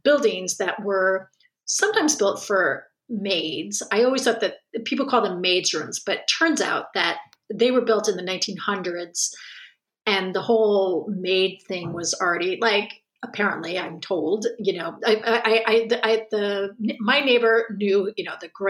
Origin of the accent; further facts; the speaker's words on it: Connecticut, United States; now in France; I'm from Connecticut